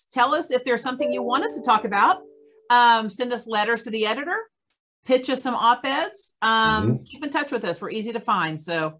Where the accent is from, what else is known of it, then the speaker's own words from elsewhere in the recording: Oklahoma, United States; I grew up in Oklahoma, so you know, we never had snow enough like that.